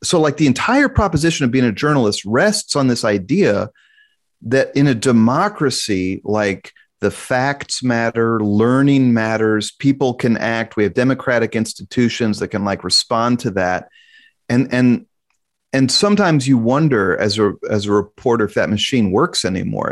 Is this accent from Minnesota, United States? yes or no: no; Kansas City, Missouri, United States; born and raised in Kansas City